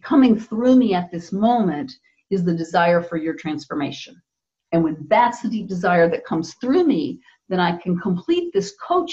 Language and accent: English; Texas, United States; I grew up in Texas in the US in a time period when girls really had to be the nice girl